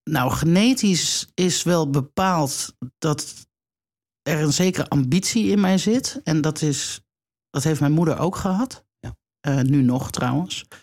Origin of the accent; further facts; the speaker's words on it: Cuijk, North Brabant, Netherlands; born there; In 1967 ben ik geboren in Kuik.